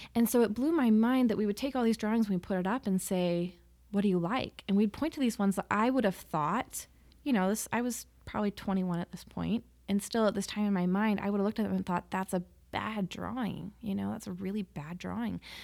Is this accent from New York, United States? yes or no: no; Salt Lake City, Utah, United States; I grew up in Salt Lake